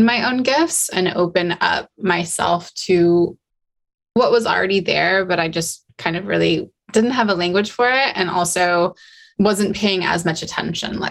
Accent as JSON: {"language": "English", "region": "Utah", "country": "United States", "tie": "born or raised there", "said": "I grew up in Utah. So I grew up the Wasatch Mountains were literally my backyard"}